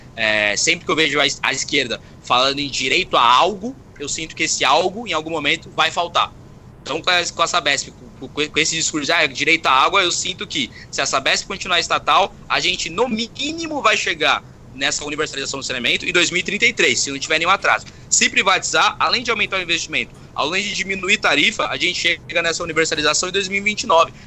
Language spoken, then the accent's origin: Portuguese; São Paulo, Brazil; Eu, como paulista